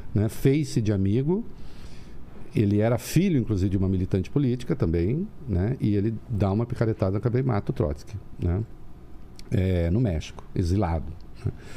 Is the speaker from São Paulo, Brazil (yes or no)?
yes; Dois Córregos, São Paulo, Brazil; moved away; Eu nasci em Dois Córregos, interior de São Paulo, perto de Jaú